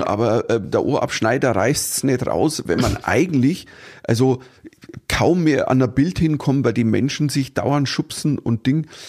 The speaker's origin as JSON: {"language": "German", "country": "Germany", "said": "uns Deutschen"}